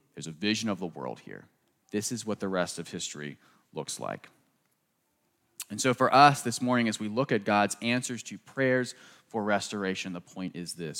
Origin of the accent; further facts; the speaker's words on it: Southern Maryland, United States; growing up in Southern Maryland, right outside Washington, D C